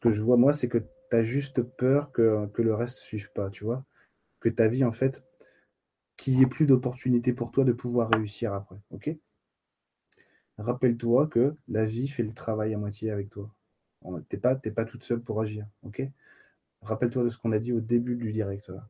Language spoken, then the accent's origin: French; Bastia, Corsica, France; moi je suis de Bastia, Eric. moi je suis, suis pas de Bonifacio, mais euh, j'y suis allé euh, il n'y a pas longtemps